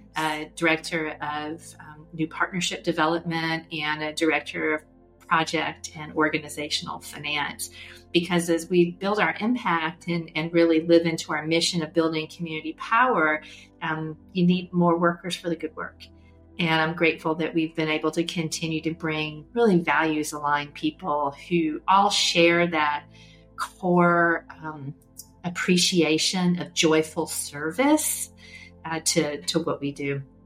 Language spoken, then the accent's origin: English; LaGrange, Georgia, United States; I grew up in LaGrange, Georgia, uh, which is a, a small town in West Georgia